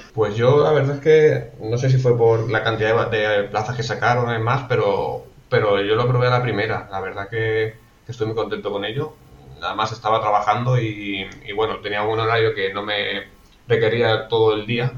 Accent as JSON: {"language": "Spanish", "town": "Alicante", "region": "Valencian Community", "country": "Spain", "also_born_or_lived": "Benidorm", "said": "yo soy de Alicante"}